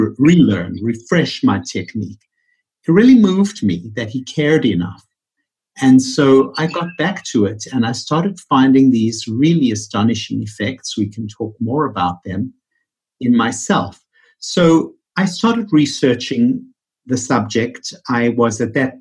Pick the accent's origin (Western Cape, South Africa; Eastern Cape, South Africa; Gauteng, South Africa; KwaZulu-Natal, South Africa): Gauteng, South Africa; Johannesburg; moved away as an adult; also born or lived in New York City; now in Bethesda, United States; born and raised in Johannesburg, South Africa, which is where my funny accent comes from.